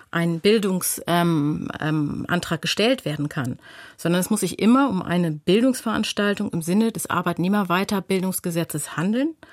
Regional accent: North Rhine-Westphalia, Germany; Ich komme aus Nordrhein-Westfalen, deswegen kann ich anhand des AWBG das gerne einmal darstellen.

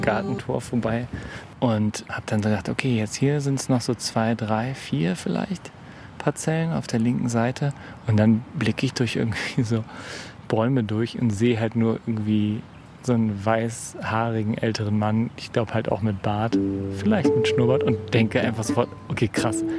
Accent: Berlin, Germany; ich bin in Berlin groß geworden

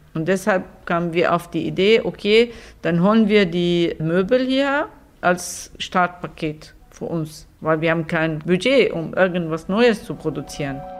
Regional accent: Syria; German is a second language; moved away as an adult; also born or lived in Damascus; now in Germany; Wir sind äh, aus Syrien gekommen und haben unsere Firma mitgebracht

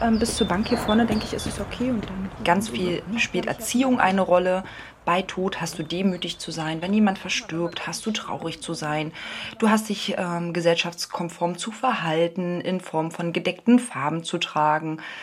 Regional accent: Berlin, Germany; Aufgewachsen geboren in der, in der Hauptstadt in Berlin, das heißt groß geworden im Prenzlauer Berg

